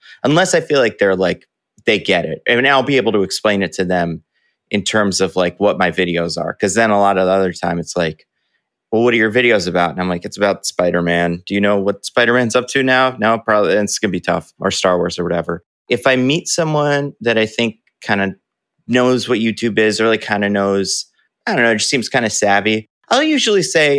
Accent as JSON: {"language": "English", "region": "New Jersey", "country": "United States", "said": "So I'm from Northeast New Jersey."}